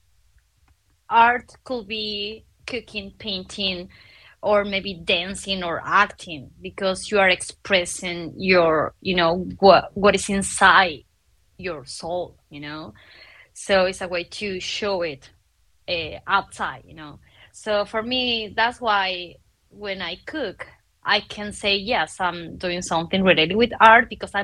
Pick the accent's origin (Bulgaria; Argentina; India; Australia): Argentina; now in Mexico City, Mexico; I'm from Argentina. I live in Mexico City